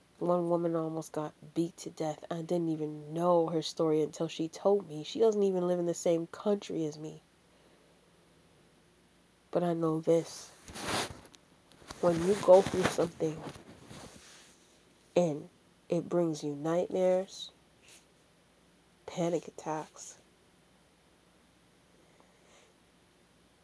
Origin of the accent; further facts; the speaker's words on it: Jamaica; Yes, I'm a Jamaican